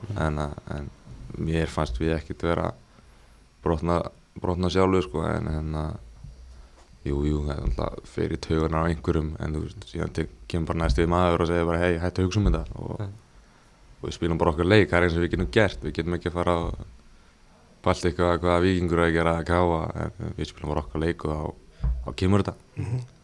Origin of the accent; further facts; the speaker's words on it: England, United Kingdom; moved away; ég ólst upp í Englandi